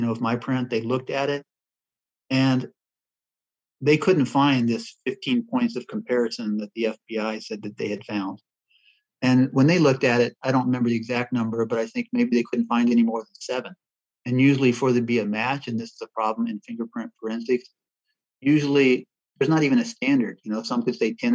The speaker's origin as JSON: {"language": "English", "region": "Midwest", "country": "United States", "tie": "born or raised there", "also_born_or_lived": "Oregon", "said": "I was born in Oregon, going up in the Midwest"}